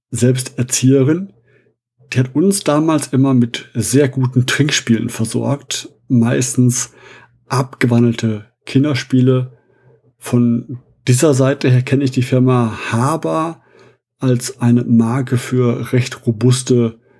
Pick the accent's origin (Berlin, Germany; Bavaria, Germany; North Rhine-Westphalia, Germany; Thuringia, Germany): North Rhine-Westphalia, Germany; Essen; Ich bin gebürtiger Essener, der Heimat der, soweit ich weiß, größten Spielemesse in Europa.